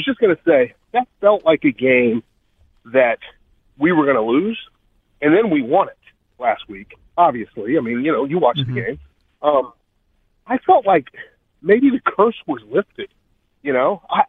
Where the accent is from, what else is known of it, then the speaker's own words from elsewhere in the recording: Midwest, United States; I'm from here. I grew up in the Midwest, man, and they tried to force-feed us the Cowboys.